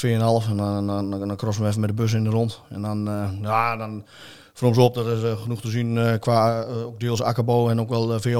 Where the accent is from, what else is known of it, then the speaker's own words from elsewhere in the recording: Vroomshoop, Utrecht, Netherlands; ik kom uit Vroomsop.